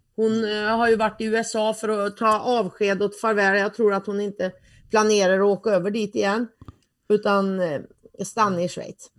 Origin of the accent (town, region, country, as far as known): Värmland, Sweden; accent: Värmländska